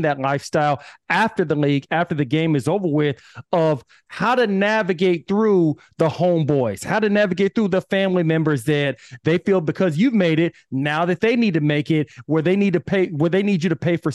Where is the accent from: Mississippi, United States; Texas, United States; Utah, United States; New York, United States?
Texas, United States; Austin; I'm from Austin, Texas